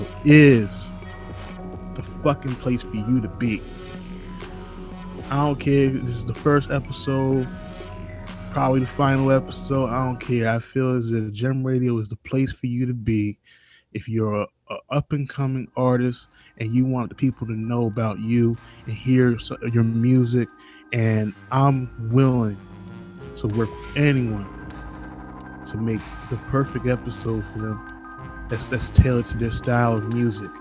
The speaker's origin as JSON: {"language": "English", "town": "Jersey City", "region": "New Jersey", "country": "United States", "said": "I come from Jersey City"}